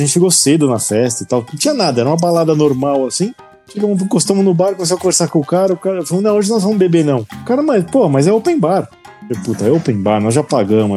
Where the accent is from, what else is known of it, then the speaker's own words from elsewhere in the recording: Brazil; a gente é do Brasil